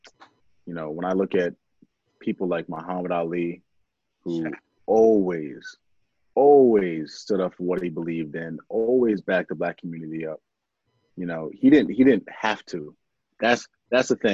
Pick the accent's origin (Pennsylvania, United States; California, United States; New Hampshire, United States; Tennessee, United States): Pennsylvania, United States; Pennridge School District; Growing up in the Penn Ridge School District